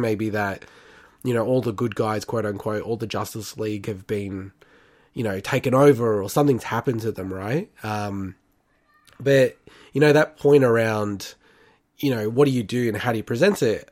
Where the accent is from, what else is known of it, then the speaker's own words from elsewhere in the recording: Melbourne, Victoria, Australia; I grew up in Melbourne